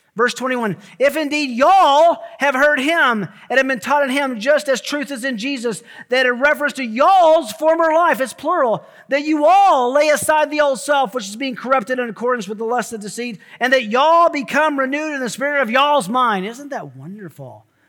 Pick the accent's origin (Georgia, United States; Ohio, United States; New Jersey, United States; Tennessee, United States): Tennessee, United States; I'm from Tennessee